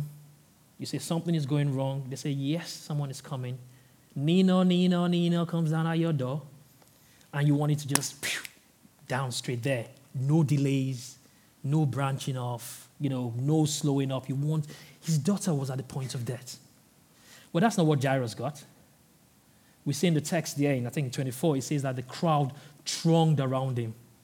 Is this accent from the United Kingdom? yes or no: no; Nigeria; moved away; I'm originally from Nigeria